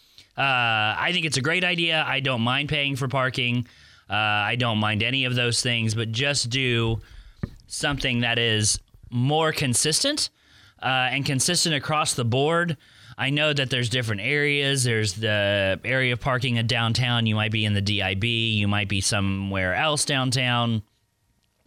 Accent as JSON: {"language": "English", "region": "Oklahoma", "country": "United States", "tie": "born or raised there", "moved": "as an adult", "lives_now": "Pensacola, United States", "said": "I was born and raised in Oklahoma"}